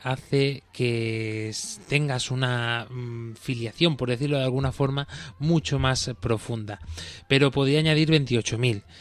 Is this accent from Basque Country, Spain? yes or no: no; Baeza, Andalusia, Spain; mi pueblo, donde yo soy originario, eh, Baeza, en Jaén, eh, Andalucía